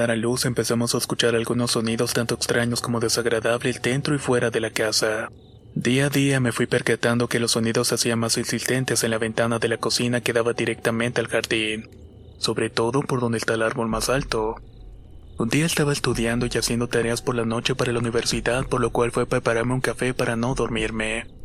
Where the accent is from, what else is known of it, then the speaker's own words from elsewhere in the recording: Toluca, State of Mexico, Mexico; Soy del Estado de México de un lugar llamado Toluca, lugar donde se relata muchas historias de apariciones y avistamientos de brujas.